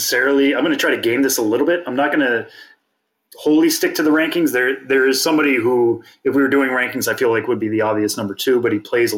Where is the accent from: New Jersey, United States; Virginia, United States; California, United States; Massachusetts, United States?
Massachusetts, United States; moved away; I'm from Massachusetts.